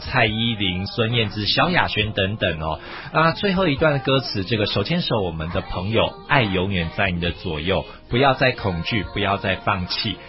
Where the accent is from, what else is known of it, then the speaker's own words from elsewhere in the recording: Taiwan; 我们台湾人